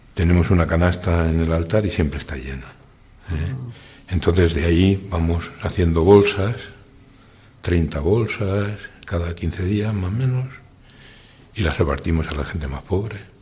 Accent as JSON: {"language": "Spanish", "town": "Utiel", "region": "Valencian Community", "country": "Spain", "tie": "born or raised there", "moved": "as an adult", "lives_now": "Copiapó, Chile", "said": "soy de Utiel, nacido en Utiel"}